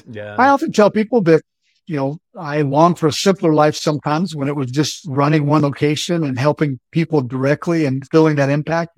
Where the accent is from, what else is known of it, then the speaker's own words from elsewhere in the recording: Odessa, Texas, United States; moved away as an adult; also born or lived in McAllen, Texas; I graduated from Odessa Permian, and my claim to fame is that I graduated with the class of Friday Night Lights, 1989